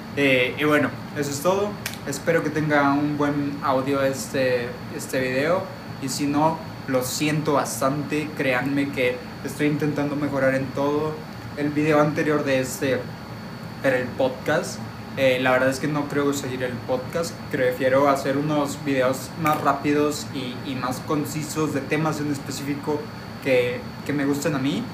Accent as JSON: {"language": "Spanish", "town": "Monterrey", "region": "Nuevo León", "country": "Mexico", "said": "por mi acento ya lo notaron, soy de Monterrey"}